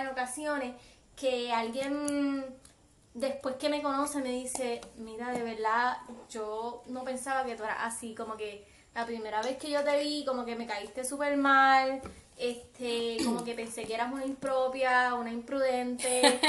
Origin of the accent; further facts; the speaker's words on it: Aguadilla, Puerto Rico; soy del área oeste, soy del pueblo de Aguadilla